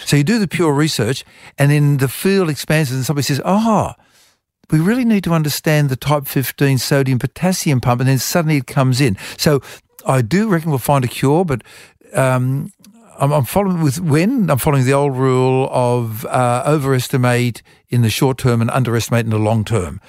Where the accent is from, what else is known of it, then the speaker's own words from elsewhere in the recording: Wollongong, New South Wales, Australia; also born or lived in Europe; I was a lonely kid at school, uh, 'cause I was, um, not an Irish Catholic like everybody else was at the Catholic school. I was from Europe. And so I sort of retreated into reading books. And Wollongong Library had a wonderful library